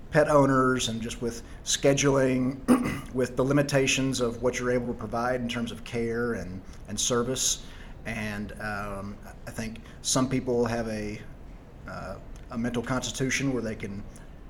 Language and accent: English; Tyler, Texas, United States; moved away as an adult; also born or lived in Charlotte, North Carolina / Dallas, Texas / Washington, D.C.; I am originally from Tyler, Texas, so about 100 miles east of Dallas.